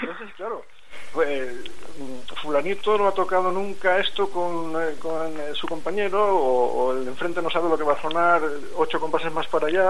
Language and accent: Spanish; Valencian Community, Spain; now in Burgos, Spain; yo soy saxofonista, eh, soy valenciano